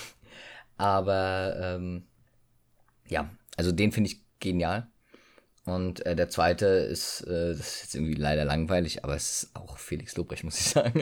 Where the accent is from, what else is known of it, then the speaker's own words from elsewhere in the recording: Germany; dass wir hier geboren sein dürfen, äh, oh, geboren wurden